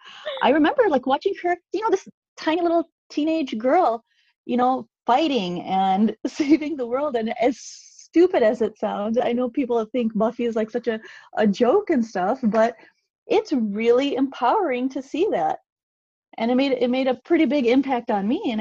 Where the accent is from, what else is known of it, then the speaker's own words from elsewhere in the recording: Pakistan; as a Pakistani mom